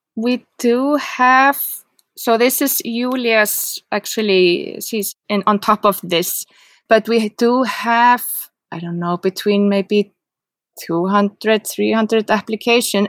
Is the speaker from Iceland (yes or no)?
yes; Reykjavik, Capital Region, Iceland; English is a second language; moved away as an adult; now in Seyðisfjörður, Iceland; I'm from Reykjavik and I live here